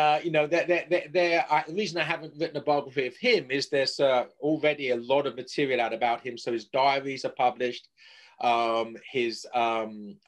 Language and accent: English; England, United Kingdom; moved away as an adult; now in United States; I'm a native of England, as my accent might betray.